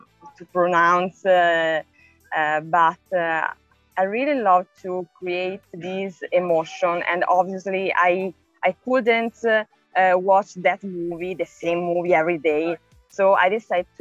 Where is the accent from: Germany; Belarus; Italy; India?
Italy; Lucca, Tuscany; I'm from Lucca, is a city near Florence in Tuscany, in Italy.